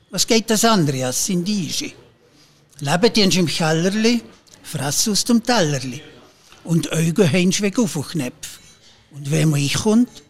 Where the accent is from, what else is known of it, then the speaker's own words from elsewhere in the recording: Valais, Switzerland; accent: Valais German; Ihr spricht sehr ähnlich wie wir hier in unserem Dialekt.